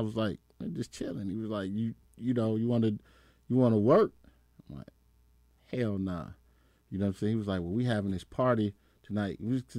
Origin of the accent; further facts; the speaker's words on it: Compton, California, United States; So when I started DJing and shit, like … they knew I was from Compton, so they put the town together.